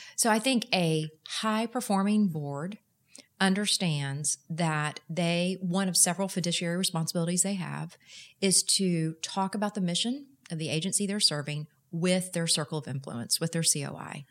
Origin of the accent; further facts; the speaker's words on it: Houston, Texas, United States; moved away as an adult; also born or lived in Austin; now in Dallas, United States; I am proud to say I'm a native Texan, but I grew up in Houston